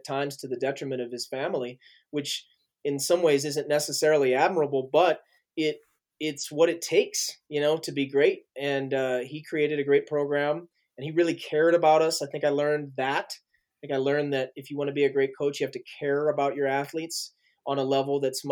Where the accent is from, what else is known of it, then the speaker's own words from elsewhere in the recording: St. Louis, Missouri, United States; moved away as an adult; now in Flagstaff, United States; moved back to St. Louis, Missouri, which is my hometown